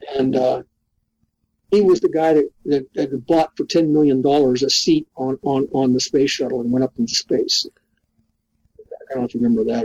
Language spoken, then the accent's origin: English; Pittsburgh, Pennsylvania, United States; moved away; I come from Pittsburgh. I come from inner city Pittsburgh